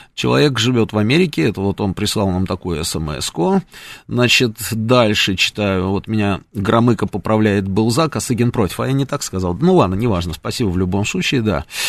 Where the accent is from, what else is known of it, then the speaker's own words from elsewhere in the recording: Russia; мы говорим, из России